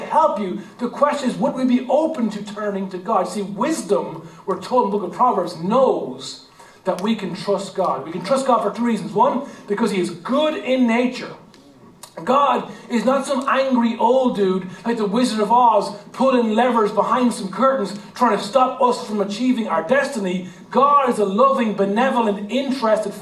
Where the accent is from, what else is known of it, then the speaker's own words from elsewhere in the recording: Ireland; our Irish heritage and our Irish culture